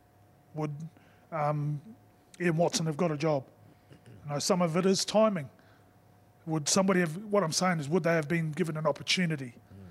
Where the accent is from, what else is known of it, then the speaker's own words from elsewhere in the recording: New Zealand; now in England, United Kingdom; whilst I'm a Kiwi and I'm Samoan and I'm proud of it, I've only coached in this country.